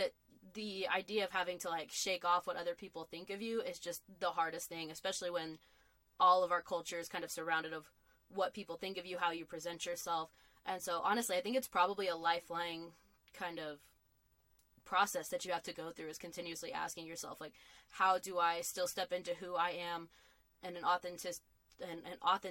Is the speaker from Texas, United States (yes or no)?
yes; Lubbock, Texas, United States; I grew up in Lubbock, Texas